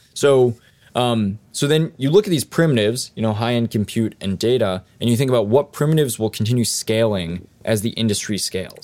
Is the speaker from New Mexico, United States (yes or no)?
yes; Los Alamos, New Mexico, United States; I grew up in Los Alamos, New Mexico